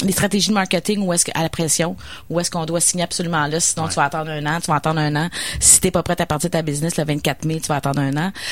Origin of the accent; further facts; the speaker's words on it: Pincourt, Quebec, Canada; suis de Pincourt, à côté de Vaudreuil.